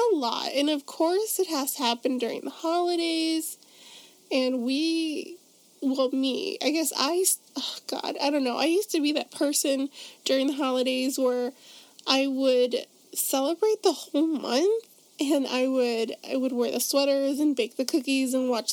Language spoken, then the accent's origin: English; Chicago, Illinois, United States; my hometown of Chicago, Illinois